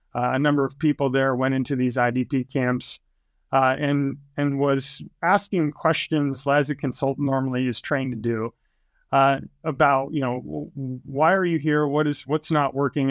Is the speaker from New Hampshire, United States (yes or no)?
yes; New Hampshire, United States; moved away as an adult; also born or lived in Utah; I was born and raised in New Hampshire